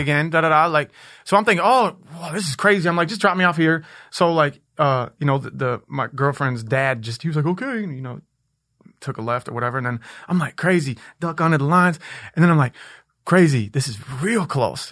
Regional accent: Minneapolis, Minnesota, United States; I was born in Minneapolis uh, in Powderhorn which was like a super super hood place in the in the in the uh, 80s and 90s.

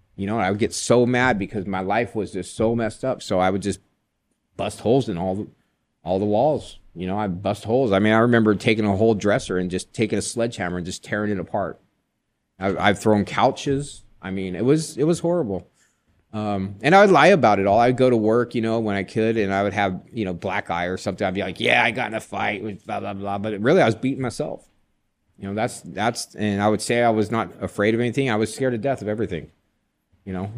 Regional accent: Joshua Tree, California, United States; I was raised in Joshua Tree, California.

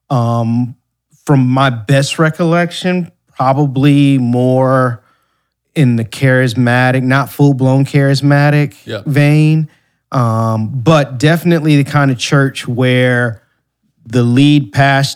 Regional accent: Ann Arbor, Michigan, United States; moved away; also born or lived in Ypsilanti, Michigan; I was born in Ann Arbor, Michigan, born and raised in the Ann Arbor and Ypsilanti area

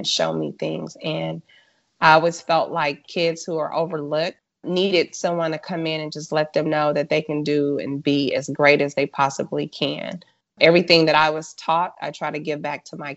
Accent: Los Angeles, California, United States; moved away as an adult; now in North Texas, United States; I am originally from South Central Los Angeles, and I grew up with a family

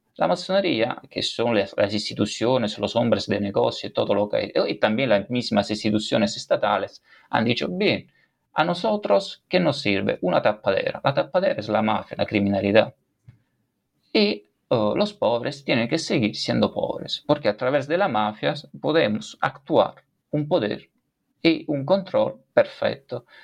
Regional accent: Campania, Italy; accent: Italian; Spanish is a second language; moved away as an adult; now in Spain; yo he nacido en, la región Campania, Campaña, la región, es decir, la comunidad autónoma

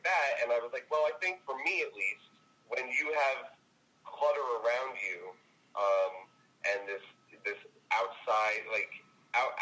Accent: New Jersey, United States; also born or lived in New York City; my accent, just being from New Jersey

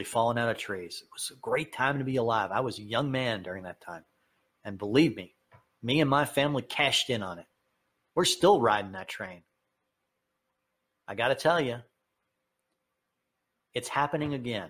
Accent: New York, United States; I'm from New York

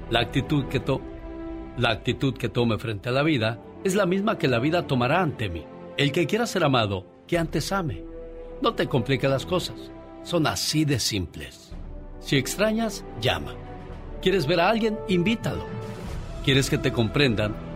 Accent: Angamacutiro, Michoacán, Mexico; moved away; Un día salí de Angamacutiro, Michoacán, pero Angamacutiro, Michoacán nunca salió de mí.

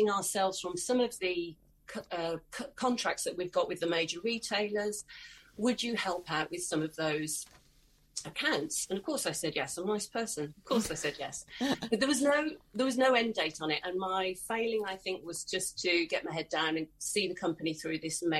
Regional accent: Worcestershire, West Midlands, United Kingdom; I moved back to my hometown. I'm in Worcestershire, in the middle of England.

